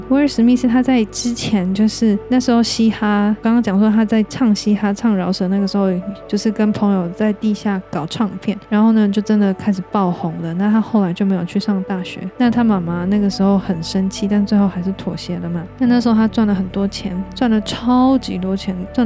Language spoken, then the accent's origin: Chinese; Taiwan; 我们台湾人比较听得懂的字